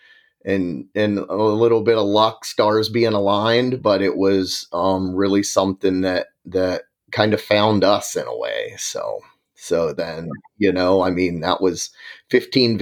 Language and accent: English; Virginia, United States; moved away as an adult; also born or lived in Gainesville, Florida; now in California, United States; I grew up in Virginia, attended Virginia Tech for forestry